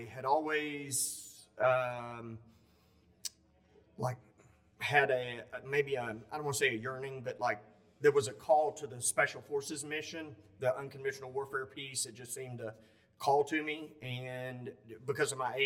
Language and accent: English; upstate South Carolina, United States; accent: southern; I grew up here in the upstate of South Carolina, as you can't tell from the southern accent.